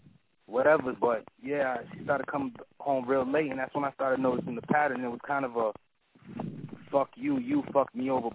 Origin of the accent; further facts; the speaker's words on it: Boston, Massachusetts, United States; you know, I'm from Boston, so it's kind of rent, the rent is high.